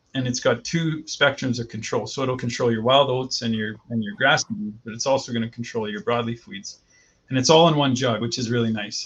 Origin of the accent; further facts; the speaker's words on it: Vegreville, Alberta, Canada; moved away as an adult; now in Saskatchewan, Canada; born and raised in Vegreville